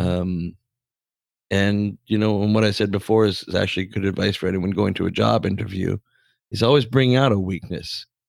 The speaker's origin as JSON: {"language": "English", "country": "Canada", "tie": "born or raised there", "said": "I'm forty-seven and I'm Canadian for my whole life"}